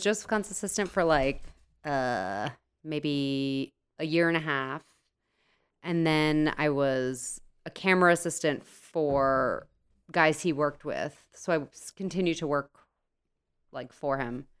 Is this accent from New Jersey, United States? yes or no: yes; New Jersey, United States; I'm from New Jersey. Everything I do is based in New Jersey